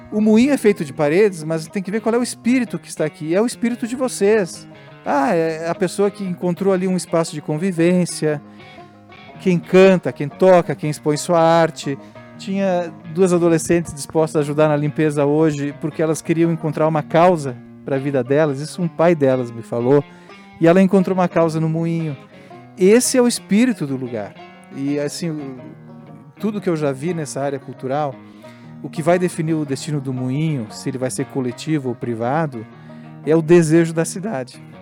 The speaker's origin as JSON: {"language": "Portuguese", "town": "Caxias do Sul", "region": "Rio Grande do Sul", "country": "Brazil", "said": "Eu já sou meio macaco velho, eu sou de Caxias, né?"}